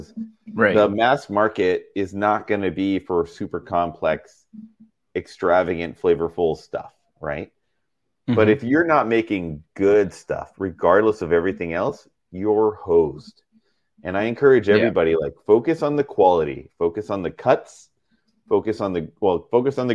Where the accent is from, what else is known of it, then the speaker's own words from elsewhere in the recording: Texas, United States; now in Seattle, United States; we ate a lot of hot dishes growing up in Texas